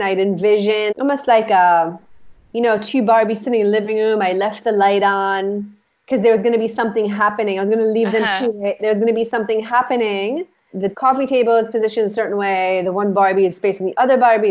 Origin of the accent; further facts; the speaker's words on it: Israel; we grew up in Israel, right? And we grew up in this apartment